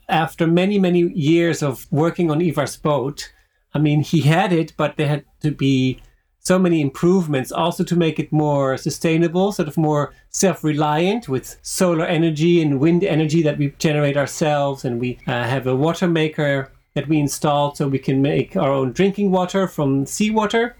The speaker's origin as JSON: {"language": "English", "country": "Switzerland", "tie": "born or raised there", "also_born_or_lived": "Netherlands / United States / France / Finland", "moved": "yes", "said": "dual background of from the Netherlands but growing up in Switzerland"}